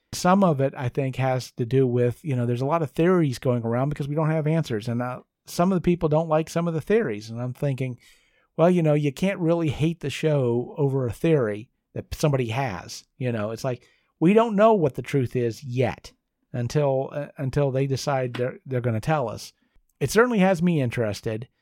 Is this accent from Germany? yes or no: no; United States; I'm an American